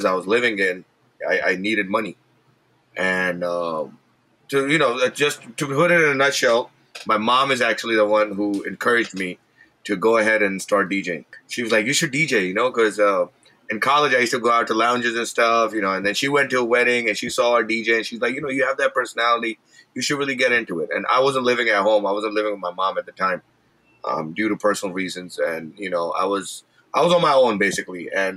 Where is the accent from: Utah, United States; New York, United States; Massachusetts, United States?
New York, United States; New York City; I grew up in Brooklyn